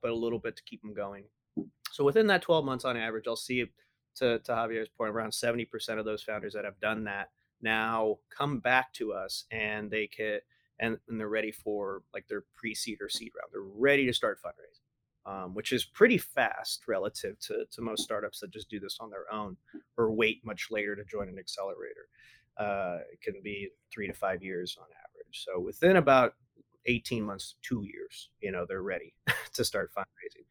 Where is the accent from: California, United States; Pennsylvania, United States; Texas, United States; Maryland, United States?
Texas, United States; San Antonio; I was born in San Antonio